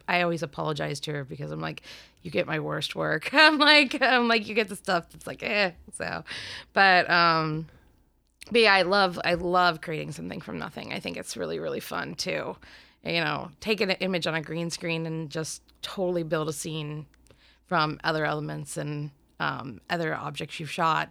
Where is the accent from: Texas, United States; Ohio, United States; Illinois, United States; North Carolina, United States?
Ohio, United States; Warren; I'm from Warren, Ohio, which is a really tiny little town outside of the easiest way to say it is Cleveland